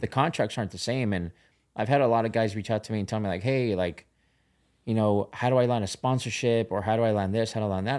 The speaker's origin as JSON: {"language": "English", "area": "Orange County", "region": "California", "country": "United States", "tie": "born or raised there", "said": "I grew up in Orange County"}